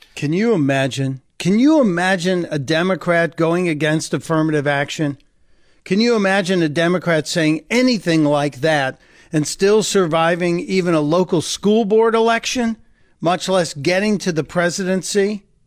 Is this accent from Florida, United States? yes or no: no; Chicago, Illinois, United States; where I grew up in Chicago